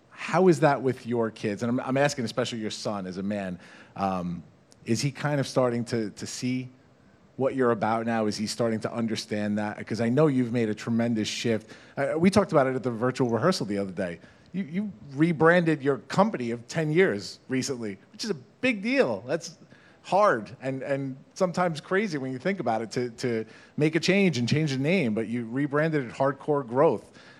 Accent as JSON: {"language": "English", "town": "Farmingdale", "region": "New York", "country": "United States", "said": "we're from this place. We're both from Farmingdale. We are Dalers"}